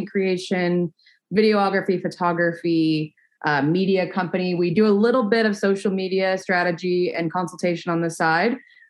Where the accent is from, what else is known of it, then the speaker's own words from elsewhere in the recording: Angleton, Texas, United States; I grew up in Angleton, Texas, which is still on the southern end of the state